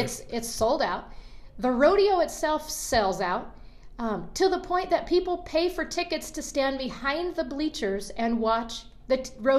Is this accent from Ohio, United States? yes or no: no; Colorado, United States; now in Montana, United States; Whether I'm from Colorado or live in Montana, I don't like the cold.